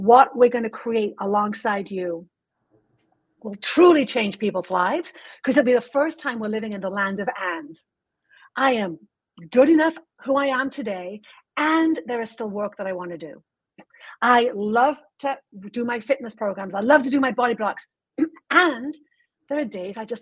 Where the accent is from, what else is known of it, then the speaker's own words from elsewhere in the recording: United Kingdom; I'm British